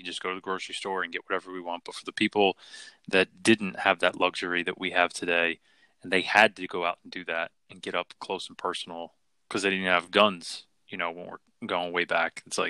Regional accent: Philadelphia, Pennsylvania, United States; I grew up in Philly.

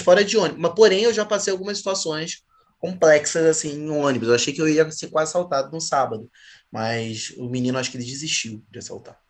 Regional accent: Rio de Janeiro, Brazil; como um bom carioca

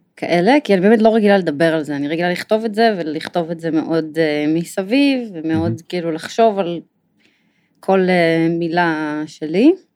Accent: Jerusalem, Jerusalem District, Israel; אני נולדתי בירושלים

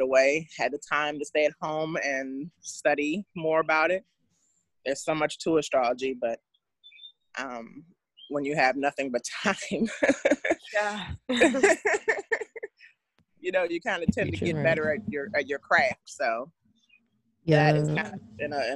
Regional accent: Washington, District of Columbia, United States; moved away as an adult; also born or lived in West Coast; I'm from Washington, D.C. Lived here for 40 years

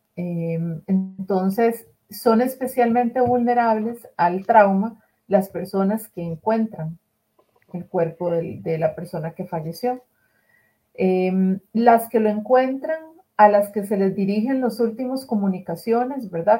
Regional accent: Costa Rica; aquí en mi país, en Costa Rica

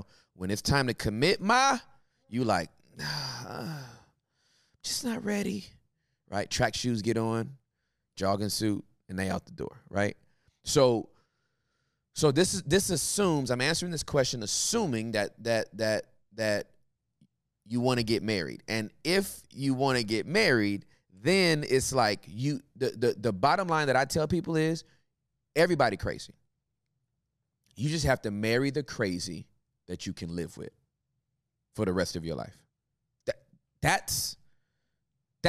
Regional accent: California, United States; now in Texas, United States; I'm from Cali

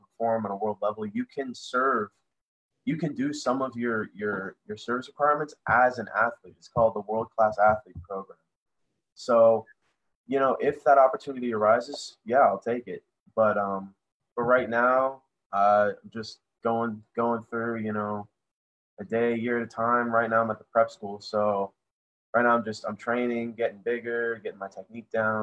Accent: Florida, United States; growing up in Florida in the United States

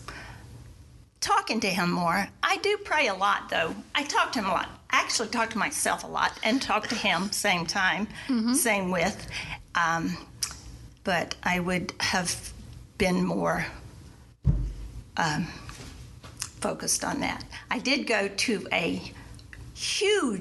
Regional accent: South Carolina, United States; moved away as an adult; also born or lived in Washington, D.C.; I was from the South, mm-hmm. South Carolina. I mean, there, I was an old maid at 30

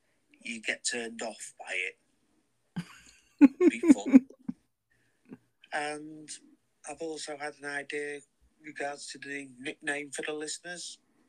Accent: United Kingdom; accent: British

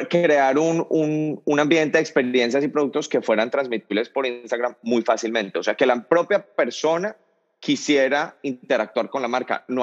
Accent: Cali, Valle del Cauca, Colombia; now in United States; E, en, Cali, de donde yo soy, le decimos tardear.

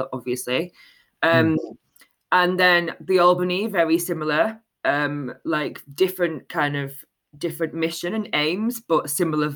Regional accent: Manchester, North West England, United Kingdom; I grew up in North Manchester in an area called Moston

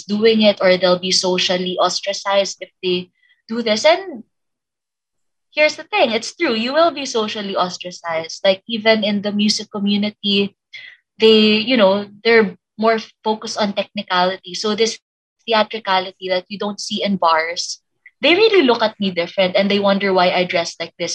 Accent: Philippines; the entire time I've lived in the Philippines and I've been here all my life

